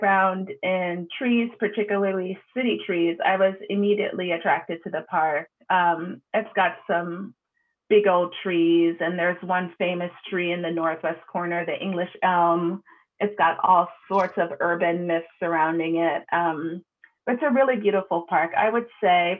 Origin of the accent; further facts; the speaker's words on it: Jamaica; also born or lived in New York City, United States; now in United States; So I was born in Jamaica. The island. So I should say I was born on Jamaica.